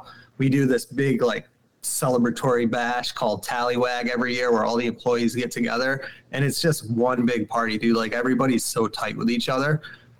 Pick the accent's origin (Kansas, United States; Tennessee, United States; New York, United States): New York, United States; Syracuse; I'm from Syracuse, New York City, in central New York. I grew up in the city, did not grow up in the woods. Went to a high school with no windows.